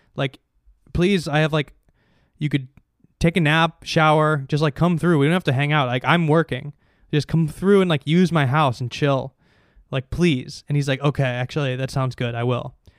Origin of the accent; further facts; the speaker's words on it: Chicago, Illinois, United States; moved away; I'm from Chicago